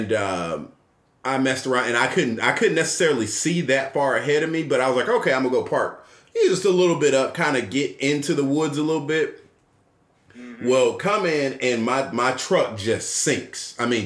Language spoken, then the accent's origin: English; Atlanta, Georgia, United States; me and my wife are Atlanta natives. We are born and raised in Atlanta